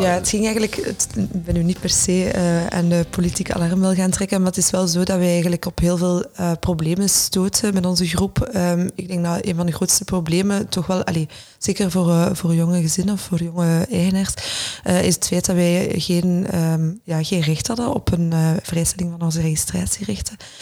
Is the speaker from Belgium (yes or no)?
yes; Brussels, Brussels-Capital Region, Belgium; also born or lived in London; wij als, als Brusselaars, of misschien ingewikkelde Brusselaars moet ik ook wel zeggen